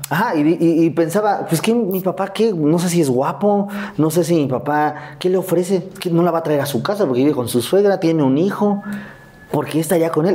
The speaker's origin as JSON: {"language": "Spanish", "region": "Mexico City", "country": "Mexico", "tie": "born or raised there", "said": "Yo vivía en Azcapotzalco. Ahí crecí, crecí en Azcapotzalco."}